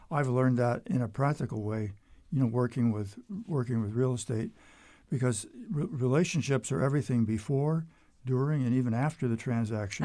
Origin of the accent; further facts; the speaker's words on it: Erie, Pennsylvania, United States; moved away as an adult; now in Lynchburg, United States; I was from western Pennsylvania